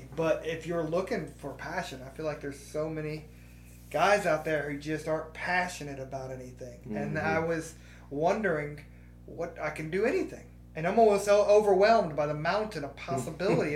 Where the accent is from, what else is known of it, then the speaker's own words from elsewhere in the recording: Missouri, United States; now in Columbus, Mississippi, United States; I'm actually from Missouri. Like, I was born there, and so I kind of grew up on that Katy Trail